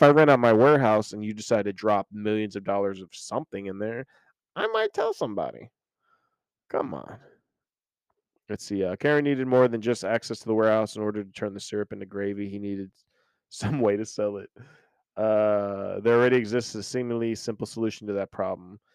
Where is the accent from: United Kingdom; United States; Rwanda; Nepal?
United States; Oklahoma; I grew up in Oklahoma